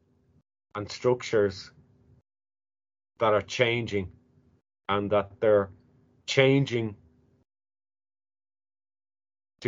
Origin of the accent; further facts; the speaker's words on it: Ireland; moved away; we as Irish who go back to Ireland and feel strangers